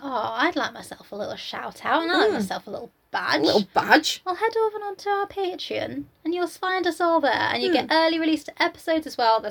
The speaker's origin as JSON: {"language": "English", "country": "United Kingdom", "said": "as we are British"}